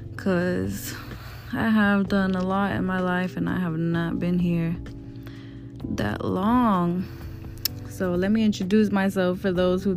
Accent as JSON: {"language": "English", "town": "Houston", "region": "Texas", "country": "United States", "tie": "born or raised there", "also_born_or_lived": "Mexican ancestry", "moved": "yes", "lives_now": "Georgia, United States", "said": "I did live in Houston, Texas for a majority of my life"}